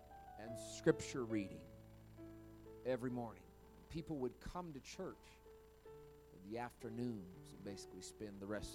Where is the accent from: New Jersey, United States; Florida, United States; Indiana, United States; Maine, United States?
Indiana, United States; moved away; It's my home state, Indiana, where I'm originally from